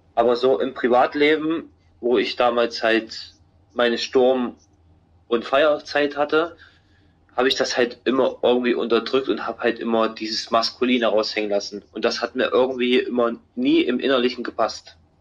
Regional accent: Halle, Saxony-Anhalt, Germany; als ich zurück wieder in meine Heimatstadt gefahren bin, Halle an der Saale

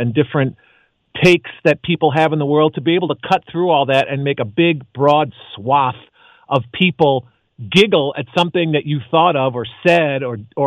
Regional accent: Chicago, Illinois, United States; now in Los Angeles, United States; I'm from Chicago

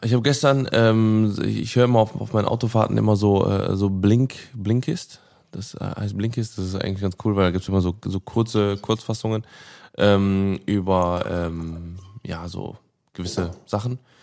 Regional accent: Cologne, North Rhine-Westphalia, Germany; ich bin gebürtiger Köln, ich bin in Köln geboren und aufgewachsen

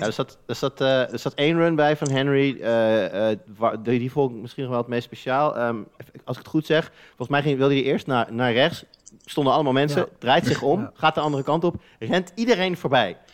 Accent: Netherlands; wij als Nederlanders

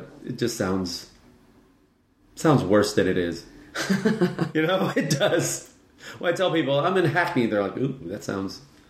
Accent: United States; As an American

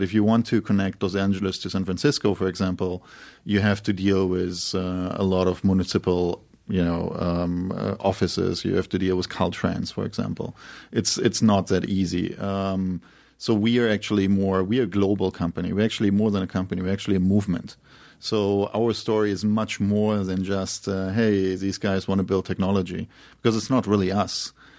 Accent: Berlin, Germany; born there; I was born in Berlin

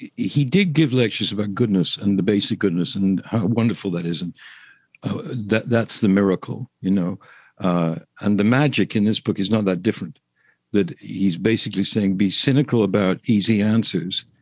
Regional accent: England, United Kingdom; I'm English

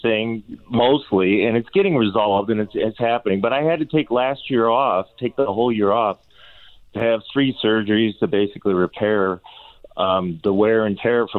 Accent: Chicago, Illinois, United States; I just turned 60 in May, and I'm like, I've been living with this. I mean, I grew up in Chicago.

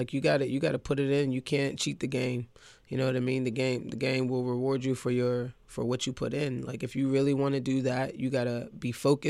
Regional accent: Pittsburgh, Pennsylvania, United States; also born or lived in New York; I'm from New York originally, and I'm used to playing on the crates. You know what I mean? Like, the crates on the phone poles and different things like that. You know what I'm saying? But I was raised in Pittsburgh and in Whittaker

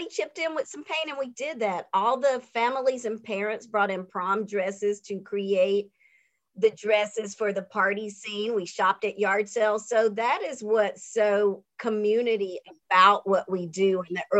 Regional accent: North Carolina, United States; now in Atlanta, United States; I come from North Carolina, where my community was very strong and we helped one another.

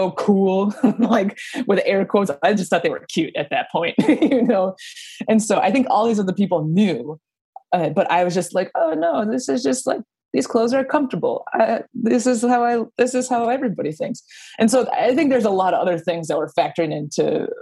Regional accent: Minneapolis, Minnesota, United States; I grew up in the Twin Cities

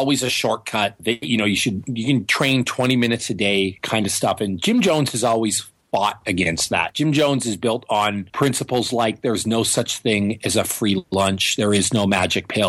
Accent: Northern Ontario, Canada; moved away; also born or lived in Toronto; I'm a Canadian boy. I'm from Northern Ontario, a lot farther north than Toronto

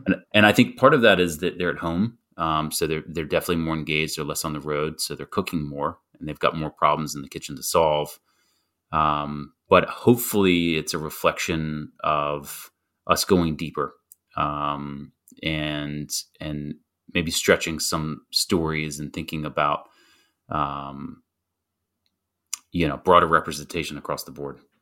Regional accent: North Carolina, United States; growing up in North Carolina

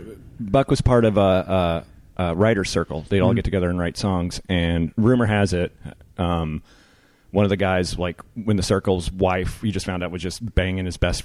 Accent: Memphis, Tennessee, United States; I am from Tennessee, and I grew up with a lot of this stuff

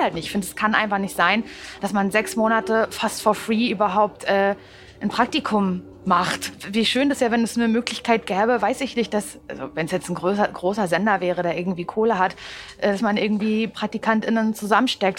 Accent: Parchim, Mecklenburg-Vorpommern, Germany; moved away as an adult; now in Berlin, Germany; Ich komme ja aus Parchim.

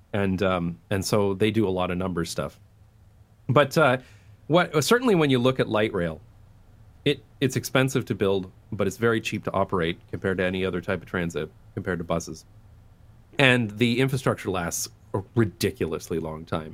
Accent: London, Ontario, Canada; moved away as an adult; also born or lived in United Kingdom / Taiwan / Belgium; now in Amsterdam, Netherlands; I'm from London, Ontario, Canada, which is a very suburban place.

